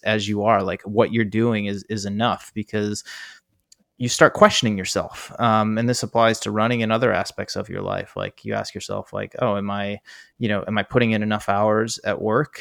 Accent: East Coast, United States; moved away as an adult; also born or lived in San Diego / Oregon; now in Bay Area, United States; my East Coast

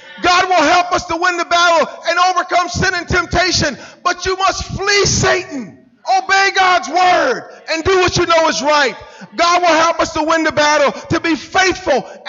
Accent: Wilmington, North Carolina, United States; moved away; my hometown, a little place called Wilmington, North Carolina.

